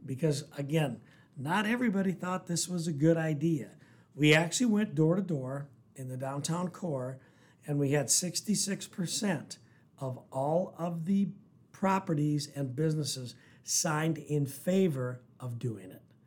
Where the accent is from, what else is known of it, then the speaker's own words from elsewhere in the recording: Mobridge, South Dakota, United States; also born or lived in Rapid City, South Dakota; born and raised in South Dakota